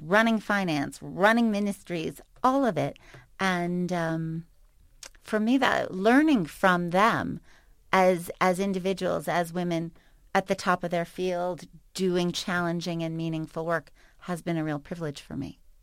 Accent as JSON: {"language": "English", "town": "New York City", "region": "New York", "country": "United States", "tie": "born or raised there", "moved": "yes", "said": "I grew up in New York City, and still, no matter where I live, where I go, define myself as such"}